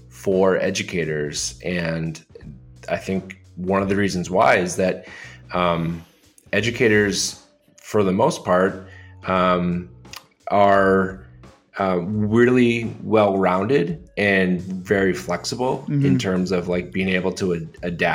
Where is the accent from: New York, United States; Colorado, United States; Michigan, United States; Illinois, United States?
Illinois, United States; Joliet; I grew up in Joliet, Illinois